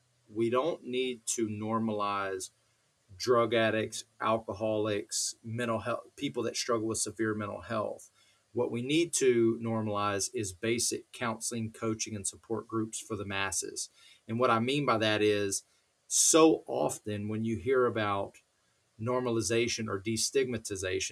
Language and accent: English; College Station, Texas, United States; I grew up down in Texas, a place called College Station where Texas A&M is